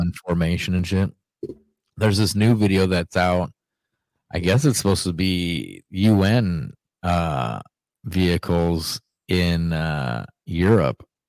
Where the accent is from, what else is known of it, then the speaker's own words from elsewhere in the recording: Ohio, United States; moved away; yesterday, my hometown